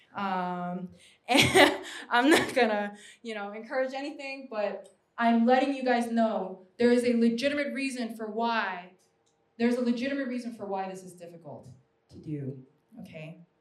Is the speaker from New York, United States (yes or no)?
yes; New York, United States; I'm a New Yorker.